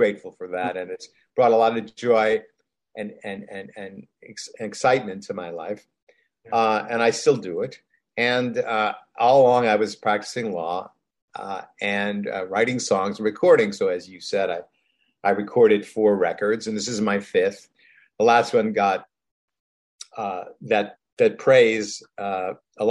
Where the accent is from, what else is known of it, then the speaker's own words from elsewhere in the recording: Rochester, New York, United States; being a American guy from Rochester, New York